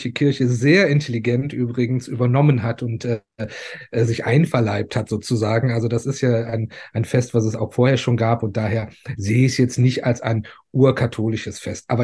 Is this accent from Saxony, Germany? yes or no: no; Cologne, North Rhine-Westphalia, Germany; Ich bin ähm, hier aus Köln. Ich bin in Köln geboren, wobei das äh, würde die ähm, Menschen schon äh, ein bisschen in Rage bringen, zum Teil, weil ich in Ports geboren worden bin.